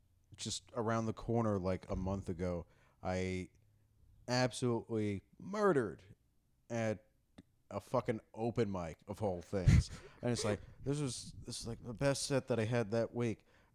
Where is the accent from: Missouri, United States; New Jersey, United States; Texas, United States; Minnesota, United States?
Texas, United States; And it's just like, I'm a Jew from Texas, which means that now that I'm here, there are no Jews there.